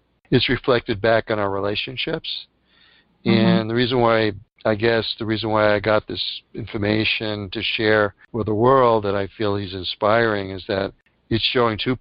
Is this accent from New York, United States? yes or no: yes; New York City, New York, United States; I was born in Bronx, New York.